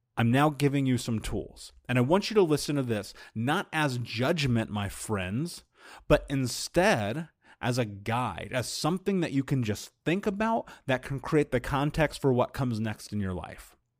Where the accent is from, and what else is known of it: United States